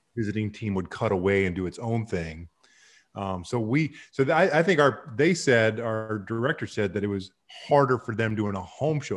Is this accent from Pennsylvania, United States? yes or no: no; Kansas City, Missouri, United States; the Royals, who I grew up with in Kansas City and my dad played for